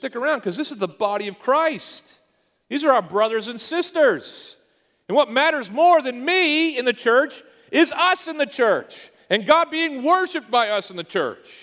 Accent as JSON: {"language": "English", "region": "Eastern Canada", "country": "Canada", "tie": "born or raised there", "moved": "yes", "said": "we grew up in Eastern Canada"}